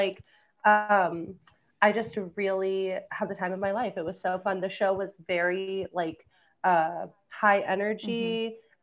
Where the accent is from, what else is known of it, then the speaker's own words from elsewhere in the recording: Savannah, Georgia, United States; moved away; I grew up in Georgia, in Savannah, Georgia